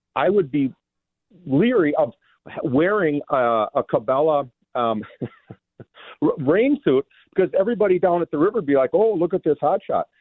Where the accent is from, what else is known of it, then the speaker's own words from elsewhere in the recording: Minnesota, United States; moved away as an adult; now in Wisconsin, United States; I do live in Wisconsin, but I was, you know, I grew up in Minnesota my whole life